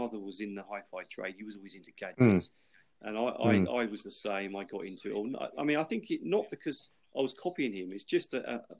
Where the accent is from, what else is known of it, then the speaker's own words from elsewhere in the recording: United Kingdom; we are British